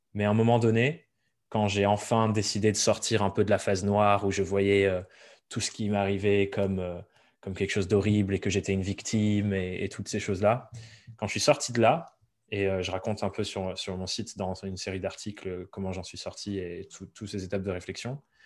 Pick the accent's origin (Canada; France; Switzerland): France; Dordogne, Nouvelle-Aquitaine; moved away as an adult; also born or lived in Paris; j'ai grandi en Dordogne